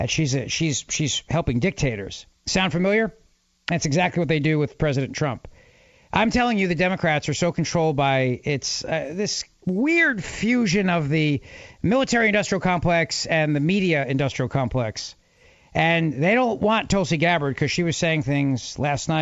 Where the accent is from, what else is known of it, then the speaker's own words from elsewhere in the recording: Philadelphia, Pennsylvania, United States; now in New Jersey, United States; Johnny in Philly. Johnny, my hometown